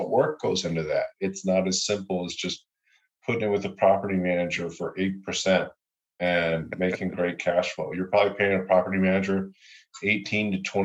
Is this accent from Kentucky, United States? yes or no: yes; Louisville, Kentucky, United States; I invest where I'm from. I'm from Louisville, Kentucky